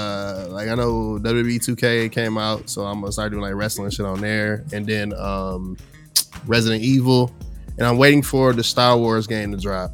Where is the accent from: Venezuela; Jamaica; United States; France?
Jamaica; me being Jamaican